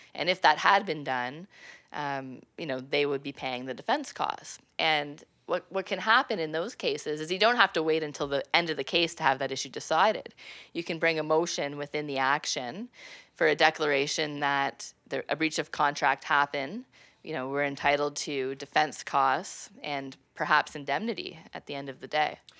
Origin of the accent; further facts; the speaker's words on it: Prescott, Ontario, Canada; I'm originally from Prescott, Ontario